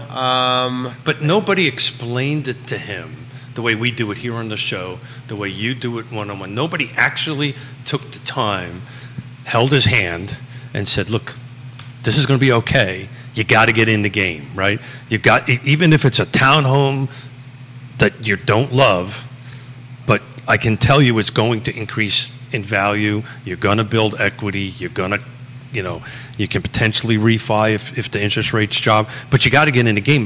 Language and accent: English; New York City, New York, United States; I'm from Brooklyn